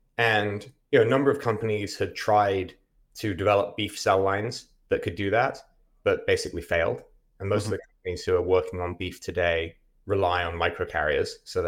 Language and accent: English; England, United Kingdom; moved away as an adult; now in United States; I am English. Started my first company in the UK.